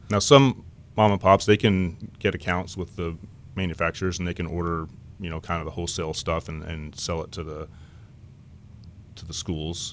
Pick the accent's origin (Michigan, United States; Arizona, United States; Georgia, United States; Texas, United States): Texas, United States; Lubbock; moved away as an adult; also born or lived in Southern California; now in Irvine, United States; I grew up in West Texas